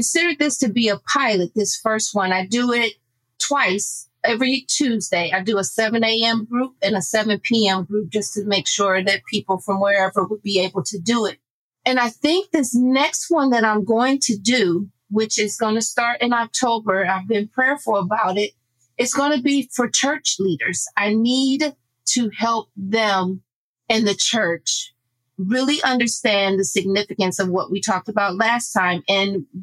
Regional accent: Akron, Ohio, United States; moved away as an adult; also born or lived in Iceland; my hometown

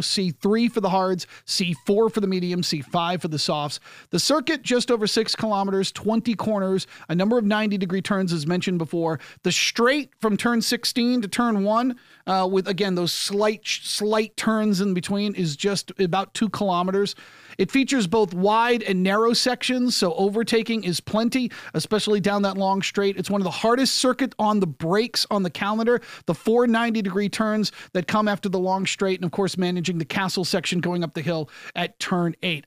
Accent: United States; I am an American sports talk show host

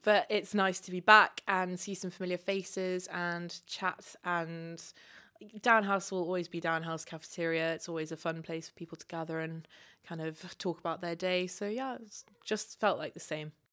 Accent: Kenya; moved away as an adult; also born or lived in Uganda / United Kingdom; growing up in Kenya

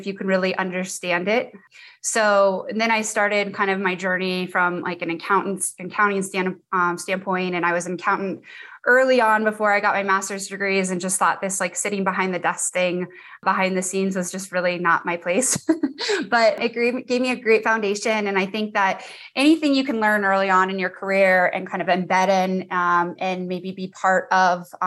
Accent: Naples, Florida, United States; moved away as an adult; also born or lived in Gunnison, Colorado / Denver, Colorado; I live in Naples, Florida, but I'm actually from Naples, Florida as well

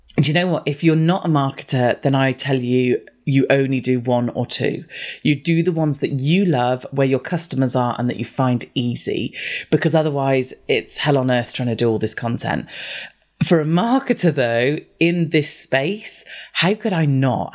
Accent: United Kingdom; I'm the only British person I know who doesn't like tea

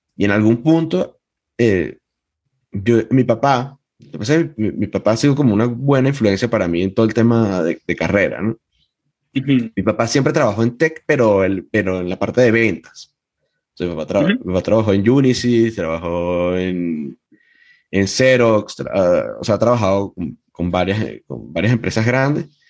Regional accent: Venezuela; en eso sí soy muy venezolano

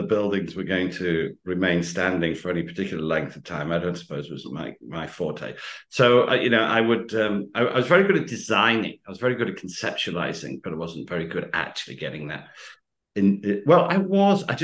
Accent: United Kingdom; accent: usual UK accent; in the UK, I have a very usual accent

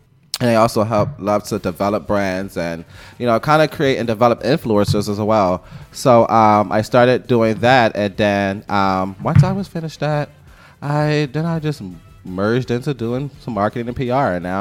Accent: Philadelphia, Pennsylvania, United States; I started out born and raised in Philadelphia

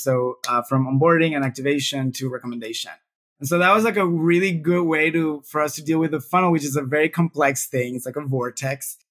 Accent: Venezuela; now in Brazil; I'm, I'm originally from Venezuela, although I've I've traveled a fair amount, uh, but I have chosen Brazil as my country

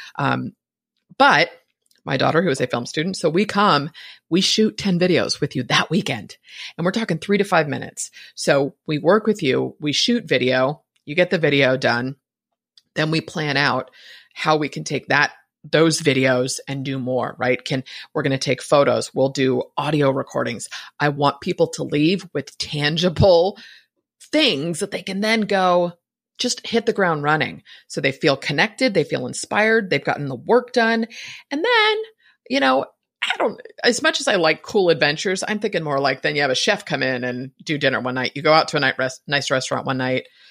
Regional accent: San Francisco, California, United States; I was born in San Francisco

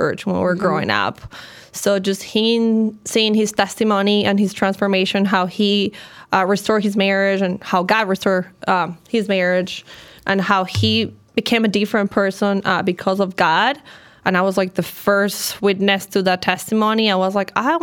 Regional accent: Colombia; moved away as an adult; also born or lived in Chicago; now in New York, United States; I'm originally from Colombia

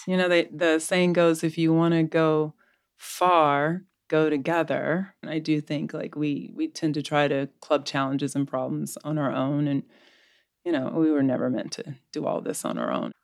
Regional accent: Southeastern US, United States; also born or lived in Florida / Georgia; now in Texas, United States; I'm a Southeastern girl, but I now live in the great state of Texas

